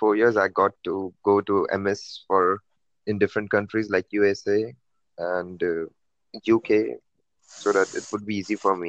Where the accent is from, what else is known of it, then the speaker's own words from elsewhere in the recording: Maharashtra, India; I'm from India